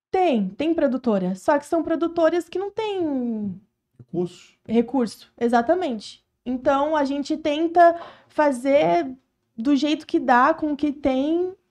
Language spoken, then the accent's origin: Portuguese; Florianópolis, Santa Catarina, Brazil; also born or lived in Porto Alegre; Eu não nasci na Ilha da Magia, eu nasci em Porto Alegre, mas eu fui criada em Floripa, então eu tenho essa cidade no meu coração, eu vivi lá quase minha vida inteira, então eu sou cria de Floripa, Santa Catarina.